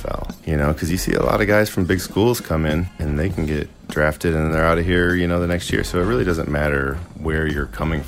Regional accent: Philadelphia, Pennsylvania, United States; I'm a Philadelphian

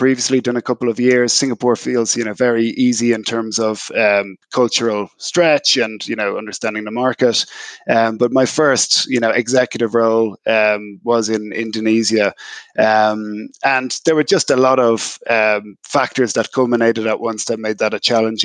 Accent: Ireland; moved away as an adult; I spent the first part of my career building out my functional depth in Ireland and in Europe

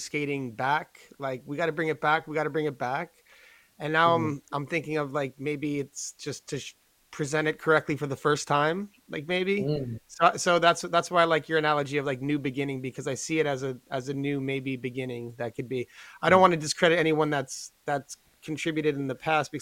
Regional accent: New York, United States; I'm from New York

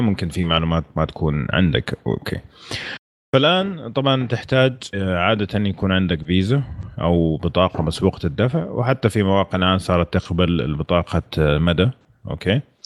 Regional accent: Saudi Arabia; احنا من السعوديه

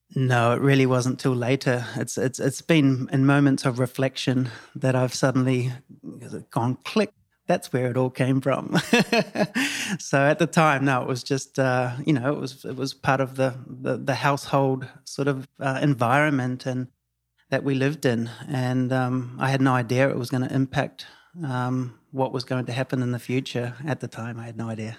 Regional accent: New Zealand; moved away as an adult; now in Tulum, Mexico; I'm from New Zealand. Uh, born and bred New Zealand.

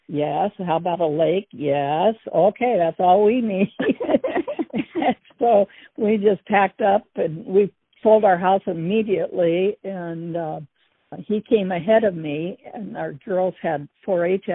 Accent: Burbank, California, United States; moved away as an adult; also born or lived in Denver, Colorado / Santa Ana, California / Norco, California / northern Idaho; now in Idaho, United States; we both grew up in Southern California

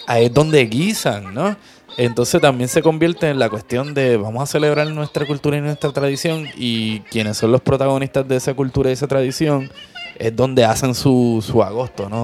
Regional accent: Puerto Rico; los pasteles, que son nuestra versión del tamal

